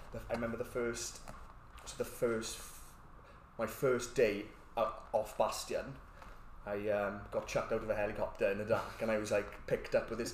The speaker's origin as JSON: {"language": "English", "town": "Port Talbot", "region": "Wales", "country": "United Kingdom", "said": "I'm from Port Talbot."}